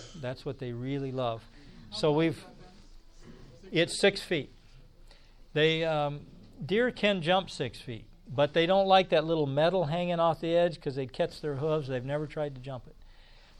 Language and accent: English; Indiana, United States; moved away; I grew up in Indiana